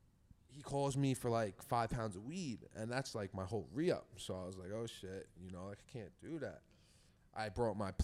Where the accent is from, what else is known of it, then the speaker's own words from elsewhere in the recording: Sayville, New York, United States; I'm from Sable. I sell weed to Sable kids